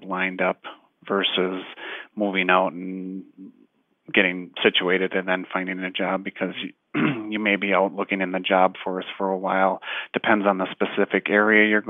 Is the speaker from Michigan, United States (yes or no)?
no; Fond du Lac, Wisconsin, United States; moved away as an adult; now in Kingman, United States; the area where I was born and raised in Fond du Lac, Wisconsin